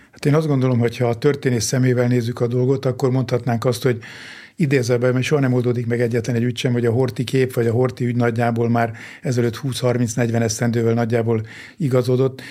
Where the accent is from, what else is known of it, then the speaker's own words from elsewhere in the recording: Hungary; Én egy vidéki kis faluba születtem, ott nőttem föl